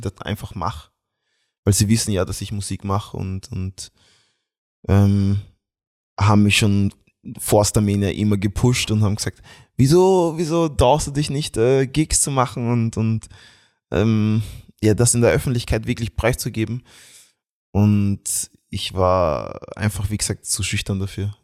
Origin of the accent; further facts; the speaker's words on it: Graz, Styria, Austria; ich bin Österreicher, weil ich bin hier in Graz äh, geboren und aufgewachsen